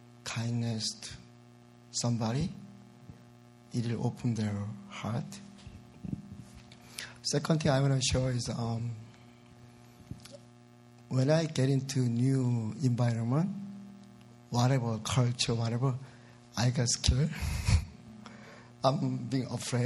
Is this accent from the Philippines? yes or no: no; South Korea; English is a second language; moved away as an adult; now in United States; I'm originally from South Korea